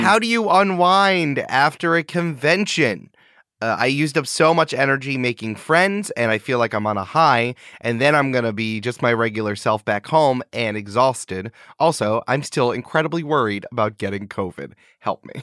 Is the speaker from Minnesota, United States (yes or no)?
no; New York, United States; I'm back in New York.